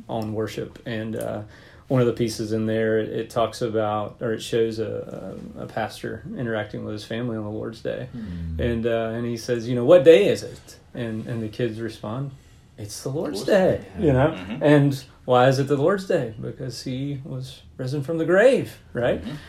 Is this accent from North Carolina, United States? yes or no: yes; Fayetteville, North Carolina, United States; moved away as an adult; now in Mount Pleasant, United States; I grew up in Fayetteville, North Carolina